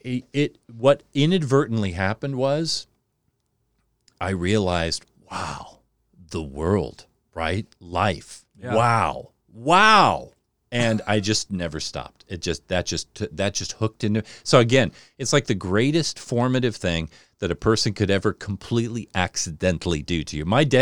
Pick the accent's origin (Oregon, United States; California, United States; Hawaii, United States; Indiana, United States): California, United States; Newport Beach; born there; oh, I was born in Newport Beach. And they're like, why do you talk like this?